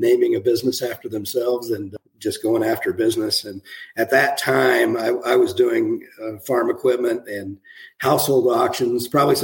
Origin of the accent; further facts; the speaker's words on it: Strasburg, Colorado, United States; also born or lived in Indiana; I grew up in Eastern Colorado, dryland wheat farm out of Strasburg